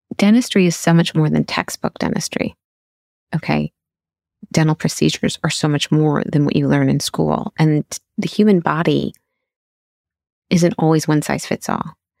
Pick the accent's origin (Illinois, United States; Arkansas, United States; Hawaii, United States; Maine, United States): Illinois, United States; Chicago; moved away; I decided to go into pediatric residency and was accepted back at my hometown in Chicago